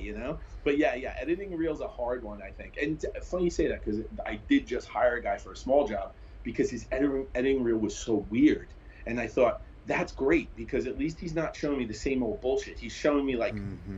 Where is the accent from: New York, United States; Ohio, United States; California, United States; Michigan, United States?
New York, United States; New York City; I grew up in Brooklyn, New York